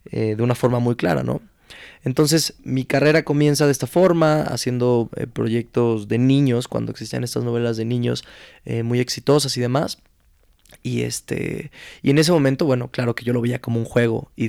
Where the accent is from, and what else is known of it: Mexico City, Mexico; born or raised there; also born or lived in Culiacán, Sinaloa